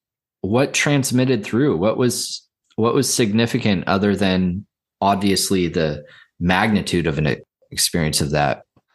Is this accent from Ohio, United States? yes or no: no; Santa Cruz, California, United States; I grew up in Santa Cruz, California. And, you know, it's a small college town. We really did swap. And everybody around me is like surf culture and skateboarding